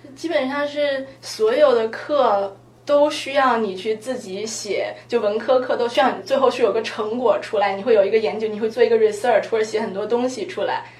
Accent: China; moved away; also born or lived in United States; 我作为一个中国人，我对中国历史很熟悉了

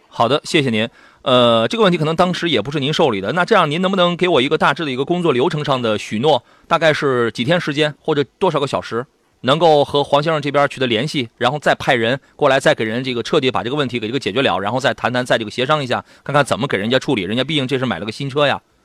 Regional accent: Shandong, China; 我们山东人

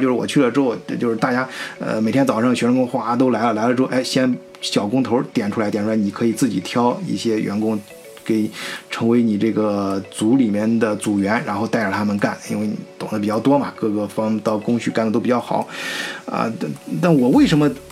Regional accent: China; moved away as an adult; also born or lived in Germany; 我们中国人

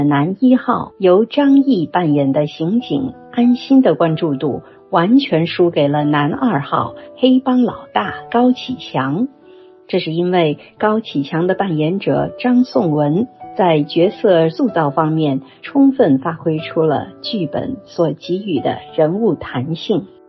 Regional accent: Zhejiang, China; moved away as an adult; now in Beijing, China; 我本人出生在浙江省西部山区的一个小镇，从小接触不到标准的普通话。许多上了年纪的老师也是用方言授课

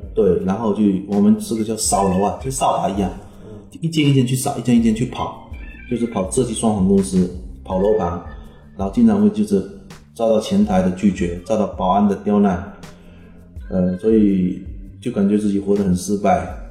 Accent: Fujian, China; also born or lived in Xiamen; 我们福建人、广东人迁来的比较彪悍

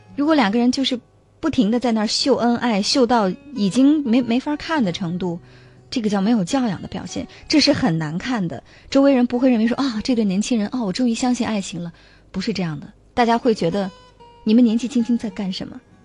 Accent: China; 我们中国人

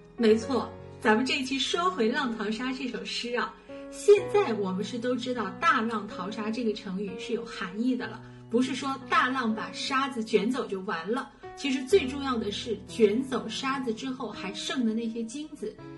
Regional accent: Shanghai, China; 毕竟我是个上海人

